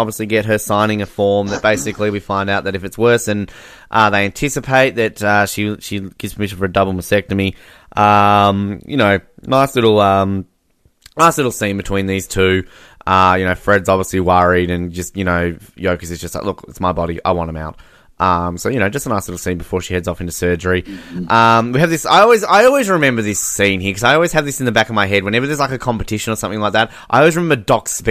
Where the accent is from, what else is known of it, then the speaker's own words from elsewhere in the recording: Australia; myself as an Australian